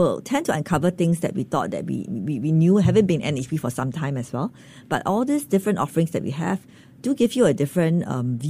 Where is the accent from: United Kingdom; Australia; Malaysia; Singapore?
Singapore; I grew up in Ang Mo Kio